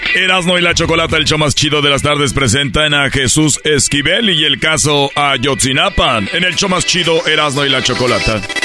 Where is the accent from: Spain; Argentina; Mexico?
Mexico; Monterrey, Nuevo León; soy de Monterrey